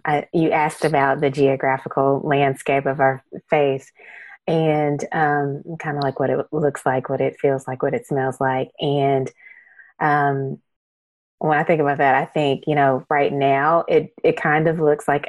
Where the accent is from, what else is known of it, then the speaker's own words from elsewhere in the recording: East Tennessee, United States; I'm a Tennessean. I was born in West and raised in East, and now I've lived in Middle for 20 years.